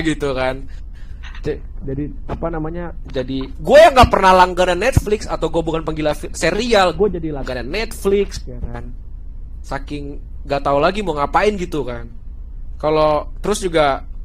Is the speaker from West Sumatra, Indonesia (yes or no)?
no; Jakarta, Indonesia; moved away as an adult; also born or lived in Salatiga; gue kuliah di salah tiga, tapi gue asli Jakarta